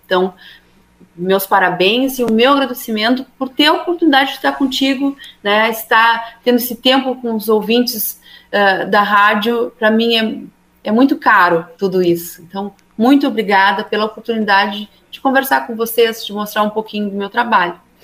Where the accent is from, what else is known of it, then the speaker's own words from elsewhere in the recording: Rio Grande, Rio Grande do Sul, Brazil; eu sou de Rio Grande